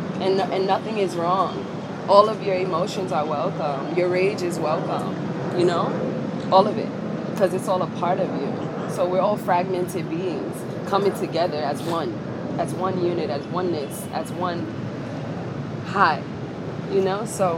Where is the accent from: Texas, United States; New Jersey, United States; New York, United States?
New York, United States; New York City; That's the culture I grew up in. I'm from Harlem.